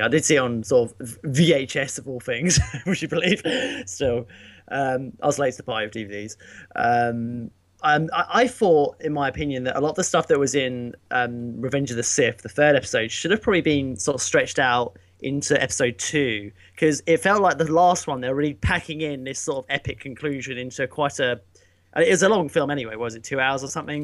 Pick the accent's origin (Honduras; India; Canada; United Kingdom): United Kingdom; me being British